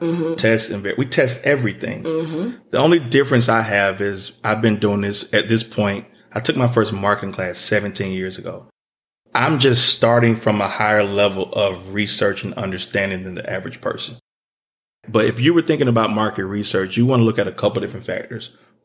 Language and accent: English; the South, United States; you know, we're from the South. We drink lemonade and sweet tea.